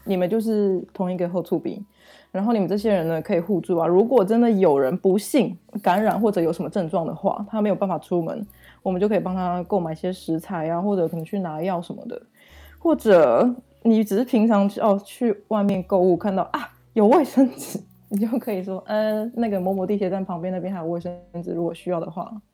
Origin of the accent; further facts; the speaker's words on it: Taiwan; moved away as an adult; now in Germany; 我是从台湾来的